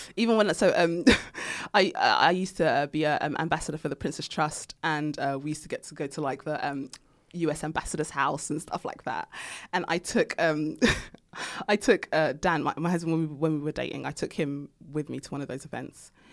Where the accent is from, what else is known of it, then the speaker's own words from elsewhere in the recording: London, United Kingdom; I grew up in Tottenham